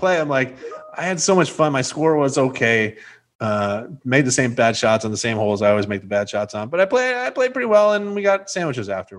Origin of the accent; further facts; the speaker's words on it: United States; as an American